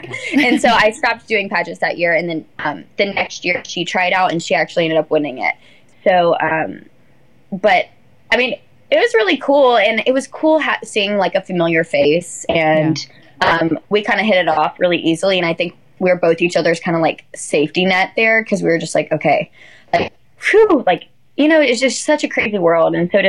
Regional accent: Alabama, United States; But I was like, oh … I'm from Alabama.

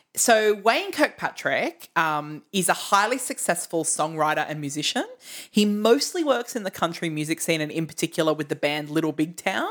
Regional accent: Australia; We're from Australia

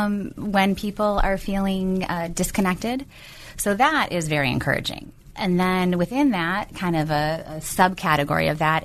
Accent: Chicago, Illinois, United States; born there; I was born in Chicago with my dad.

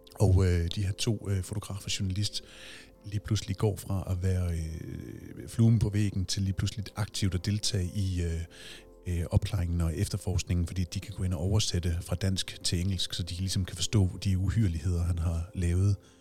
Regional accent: Aabenraa, Southern Denmark, Denmark; moved away; Jeg er selv fra Åben Rå

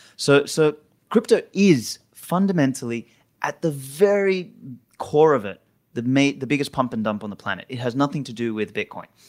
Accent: Australia; moved away; I'm Australian

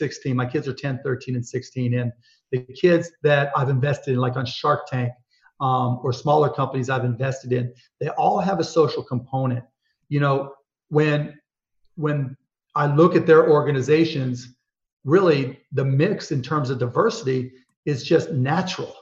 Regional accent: Pittsburgh, Pennsylvania, United States; I grew up in Pittsburgh, Pennsylvania

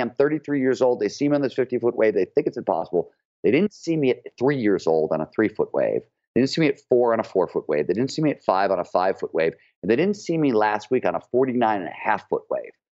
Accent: Cleveland, Ohio, United States; growing up in Cleveland, Ohio

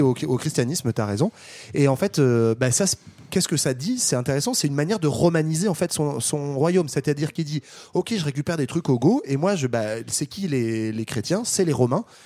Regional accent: France; on est français

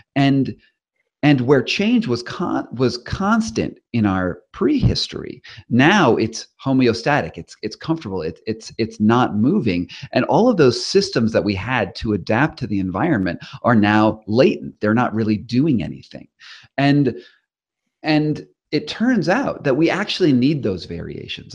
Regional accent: Rhode Island, United States; moved away as an adult; now in California, United States; I'm from Rhode Island originally

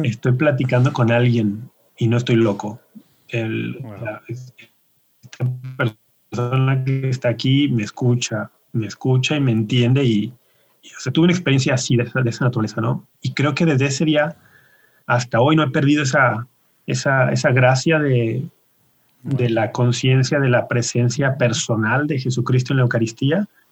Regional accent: Guadalajara, Jalisco, Mexico; Yo nací y ah. me crié y vivo todavía en Guadalajara.

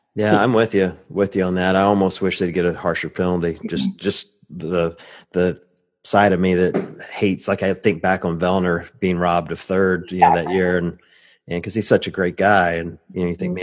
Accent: Cleveland, Ohio, United States; Cleveland is a metropolitan city

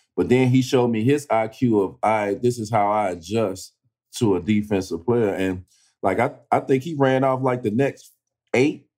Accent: East St. Louis, Illinois, United States; I'm from East St. Louis. I'm a Midwest kid

